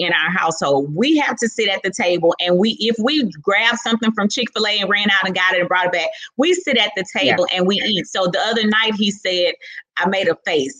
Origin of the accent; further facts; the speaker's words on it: Houston, Texas, United States; I'm from Fifth Ward, mm-hmm. Texas